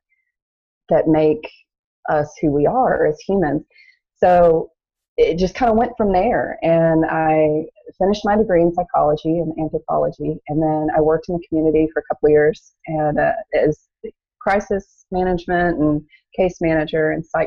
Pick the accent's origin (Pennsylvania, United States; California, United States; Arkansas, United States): Arkansas, United States; also born or lived in Louisiana; I was born in Louisiana and then moved to Arkansas when I was probably about 2 or 3. So I was mainly raised there.